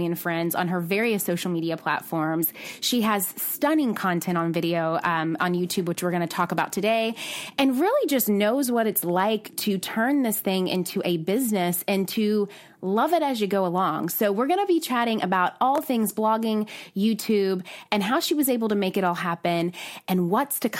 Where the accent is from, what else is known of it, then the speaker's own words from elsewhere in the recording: Nashville, Tennessee, United States; I am from Nashville